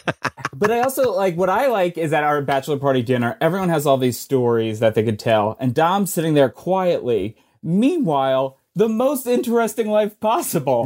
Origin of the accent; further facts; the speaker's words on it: New Jersey, United States; I am from New Jersey